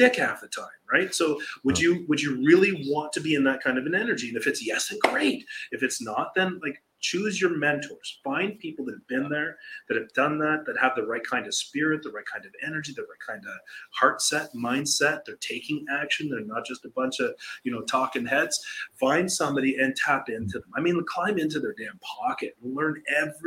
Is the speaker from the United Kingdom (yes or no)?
no; Canada; now in Costa Rica; We're a Canadian